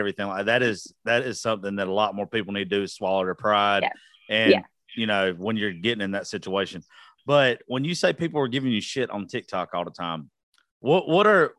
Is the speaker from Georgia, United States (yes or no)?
yes; South Georgia, United States; I'm a white farm kid from South Georgia